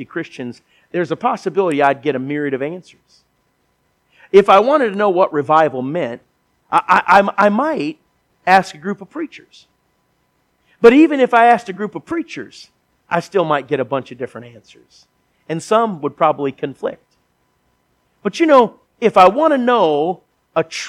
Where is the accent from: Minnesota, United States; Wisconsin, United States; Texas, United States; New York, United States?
Minnesota, United States; I grew up in Minnesota, not very far from here